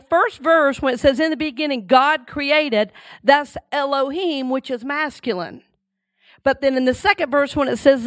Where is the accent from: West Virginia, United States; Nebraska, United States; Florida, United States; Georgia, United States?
Georgia, United States; Red Oak; growing up in Red Oak, Georgia